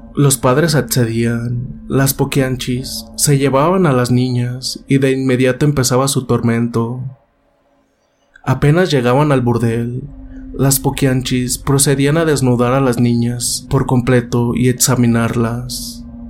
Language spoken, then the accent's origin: Spanish; San Francisco del Rincón, Guanajuato, Mexico; de aquí de San Francisco del Rincón, de donde yo soy originario